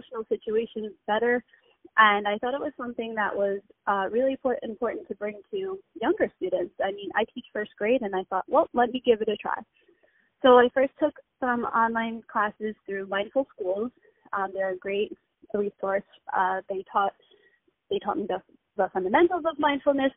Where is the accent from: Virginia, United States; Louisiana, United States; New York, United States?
New York, United States; Long Island; I'm from Long Island, out east